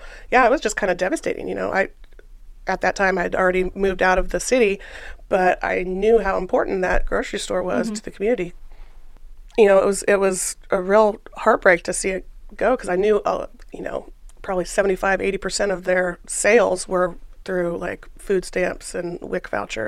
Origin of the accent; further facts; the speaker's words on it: Topeka, Kansas, United States; I'm born and raised in Topeka.